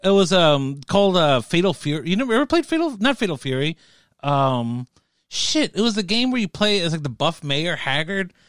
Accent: United States; accent: American; also born or lived in South America; I probably sound so fucking American, but I'm Latino, okay? So, like, no, but I grew up, like, in a, in a real, like, Latino neighborhood.

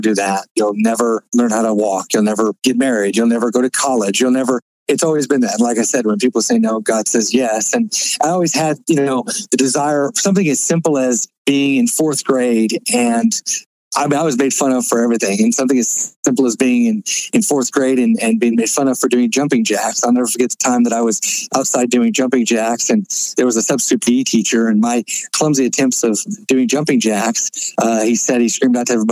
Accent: Florida, United States; I was born in Florida

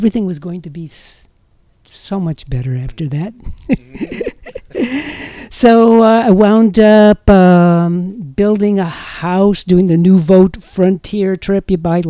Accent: Winchester, Massachusetts, United States; moved away as an adult; also born or lived in Oberlin, Ohio; now in San Francisco, United States; I grew up outside of Boston in a very nice upper middle class suburb, which was very pleasant and very boring.

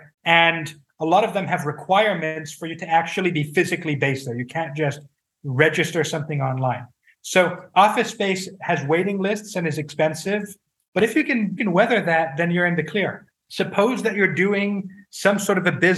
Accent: France; my home country, France

